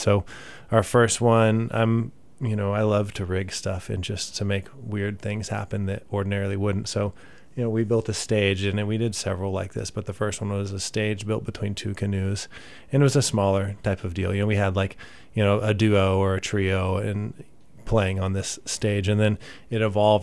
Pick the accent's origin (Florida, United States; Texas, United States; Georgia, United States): Texas, United States; Katy; also born or lived in Midland, Texas / San Marcos, Texas / San Antonio, Texas; now in Austin, United States; I uh, moved to Katy and spent most of my life there, honestly, until I was 18